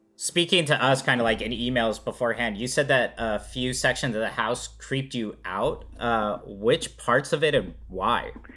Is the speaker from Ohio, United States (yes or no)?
no; California, United States; as a Californian who I don't see very many basements